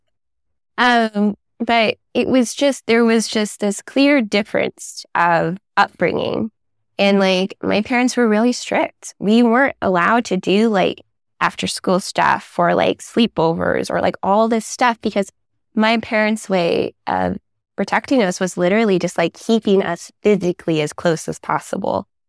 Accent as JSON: {"language": "English", "town": "San Jose", "region": "California", "country": "United States", "tie": "born or raised there", "said": "I was raised in Silicon Valley, white suburbia, working class parents"}